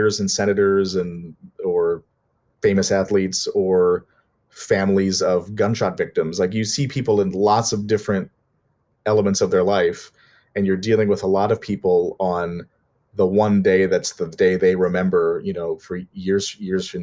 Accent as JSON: {"language": "English", "region": "Minnesota", "country": "United States", "said": "I'm from Minnesota"}